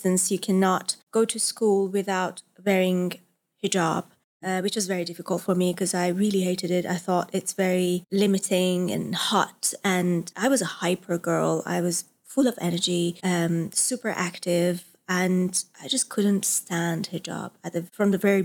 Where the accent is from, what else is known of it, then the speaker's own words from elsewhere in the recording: Isfahan, Iran; moved away as an adult; I was born in Iran, in Isfahan, which is a traditional city.